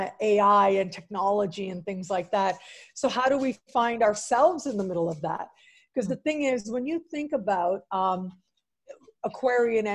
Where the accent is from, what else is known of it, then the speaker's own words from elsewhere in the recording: Canada; I am Canadian